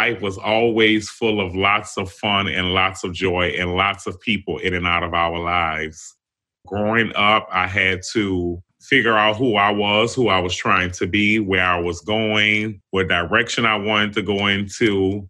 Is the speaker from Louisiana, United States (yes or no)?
yes; New Orleans, Louisiana, United States; So I grew up in New Orleans on Josephine Street. And, you know, it was a fun place for me growing up here in the city